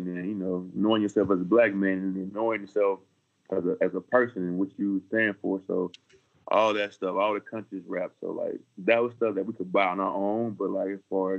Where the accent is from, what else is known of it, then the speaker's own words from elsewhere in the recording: an hour away from Atlanta, Georgia, United States; I was right by Atlanta too, like an hour away from Atlanta where I grew up.